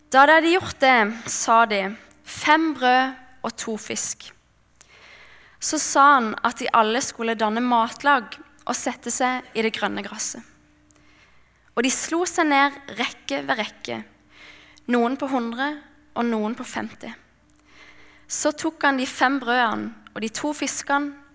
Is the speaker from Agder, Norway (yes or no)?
yes; Mandal, Agder, Norway; jeg kommer fra Mandal på Sørlandet